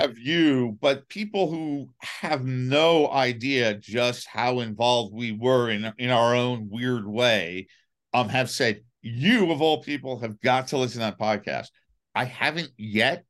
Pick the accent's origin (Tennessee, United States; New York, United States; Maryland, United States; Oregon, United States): New York, United States; New York City; I grew up in Manhattan